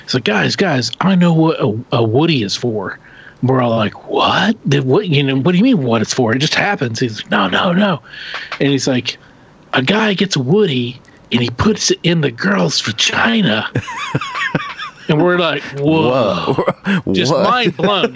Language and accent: English; Oklahoma, United States; where we grew up in Oklahoma